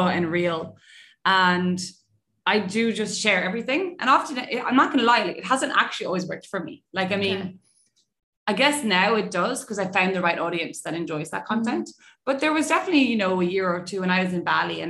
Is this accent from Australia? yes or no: no; Ireland; I'm Irish, obviously.